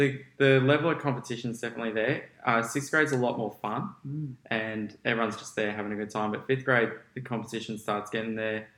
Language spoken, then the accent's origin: English; Gold Coast, Queensland, Australia; I was born on the Gold Coast. I lived here all my life.